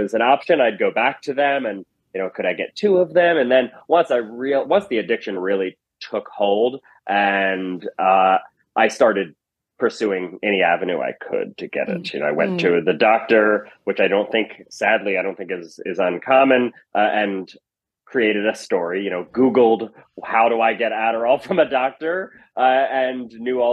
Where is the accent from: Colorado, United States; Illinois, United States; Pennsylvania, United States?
Pennsylvania, United States; Chadds Ford; moved away as an adult; also born or lived in New York / Los Angeles / Berkeley; I grew up outside of Philadelphia in a town called Chadsford, Pennsylvania